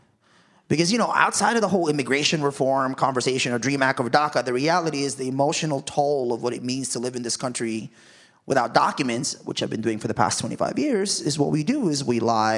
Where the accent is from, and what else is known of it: Philippines